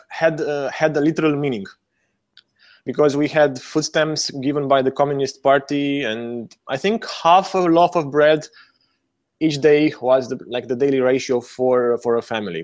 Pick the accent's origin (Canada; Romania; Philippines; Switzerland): Romania; moved away as an adult; also born or lived in New Zealand / Hawaii; I was born in Romania during the last years of communism.